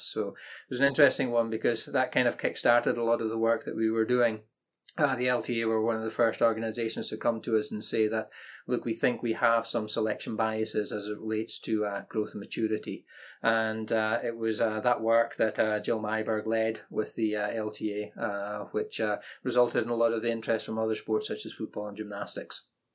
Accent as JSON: {"language": "English", "area": "Orkney Islands", "region": "Scotland", "country": "United Kingdom", "tie": "born or raised there", "moved": "yes", "said": "I grew up in the Orkney Islands"}